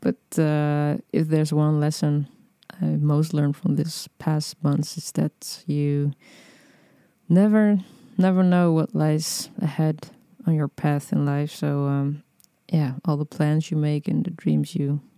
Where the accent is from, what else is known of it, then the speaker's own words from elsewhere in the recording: Netherlands; also born or lived in Amsterdam; I'm from the Netherlands and I'm recording this podcast from Amsterdam, which is where I'm based